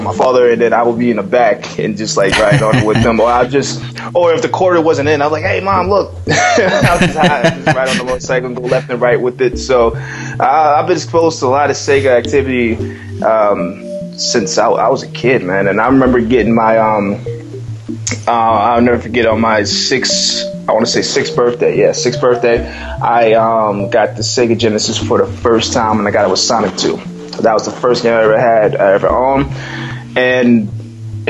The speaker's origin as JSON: {"language": "English", "region": "New Jersey", "country": "United States", "tie": "born or raised there", "also_born_or_lived": "Las Vegas, Nevada", "said": "I'm from a place in the U.S., New Jersey, and I was raised in the West Coast in Las Vegas for a couple of years in my childhood"}